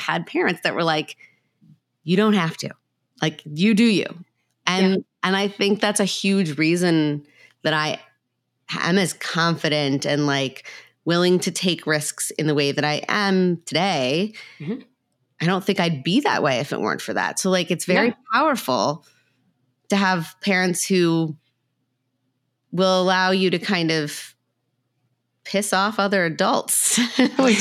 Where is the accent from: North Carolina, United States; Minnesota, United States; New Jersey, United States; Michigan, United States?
Minnesota, United States; I grew up in Minnesota, so it was cold